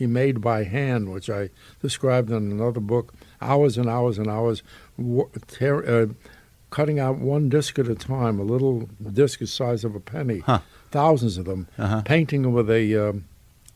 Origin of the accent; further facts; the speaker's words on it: New York City, New York, United States; I grew up in the Bronx